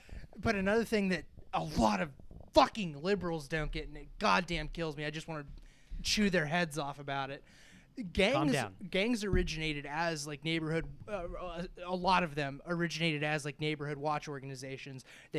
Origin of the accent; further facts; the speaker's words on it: United States; it might be in part because I'm American